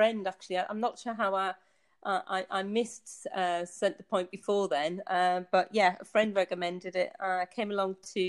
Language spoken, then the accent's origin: English; Tynemouth, North East England, United Kingdom; moved away as an adult; also born or lived in United States / Bedfordshire, England; now in Basel, Switzerland; you can maybe able to tell from my accent. I was born in the northeast of England. I grew up in a seaside town called Tynemouth, quite a built up in the Victorian times, so it's got quite a lot of history to it.